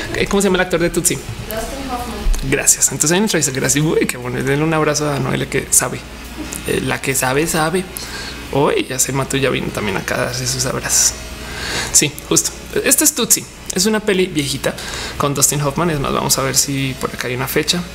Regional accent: Guanajuato, Mexico; also born or lived in Colombia; Yo soy de Guanajuato, el estado más panista del país.

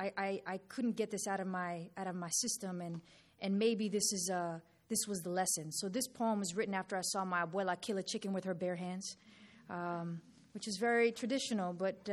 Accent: New York City, New York, United States; growing up in New York City, I used to get piraguas after school every day

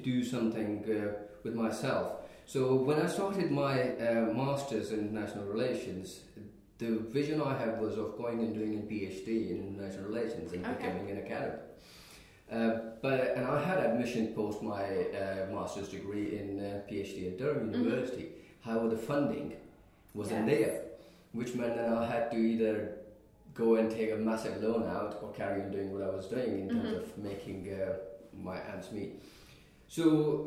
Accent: Pakistan; moved away as an adult; now in United Kingdom; I was born and bred in Pakistan.

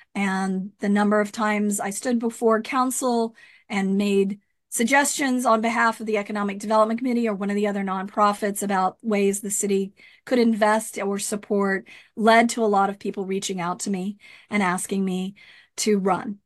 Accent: Rio Grande Valley, Texas, United States; moved away as an adult; also born or lived in Austin, Texas / Goleta, California; now in Lompoc, United States; I'm from the Rio Grande Valley

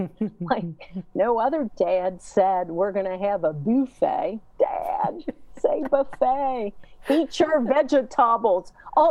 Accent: Cincinnati, Ohio, United States; I grew up in Mount Lookout. Our first home actually was in Finneytown.

